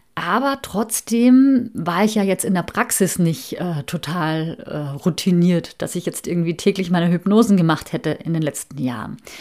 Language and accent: German; Austria; moved away as an adult; also born or lived in Hamburg, Germany; bin ich mit meiner Familie wieder zurück in meine alte Heimat nach Österreich gezogen